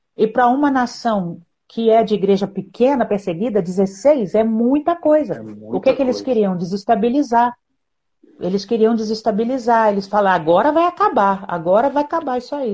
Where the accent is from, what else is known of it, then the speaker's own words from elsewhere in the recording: Brazil; moved away as an adult; eu sou brasileira